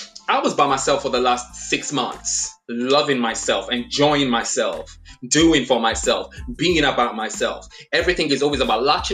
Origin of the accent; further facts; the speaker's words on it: Nigeria; also born or lived in England; I was born in England, but I grew up in Nigeria